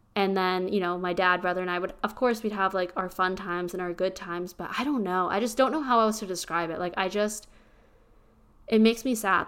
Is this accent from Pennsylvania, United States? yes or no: yes; small town Pennsylvania, United States; now in Austin, United States; I am from small town Pennsylvania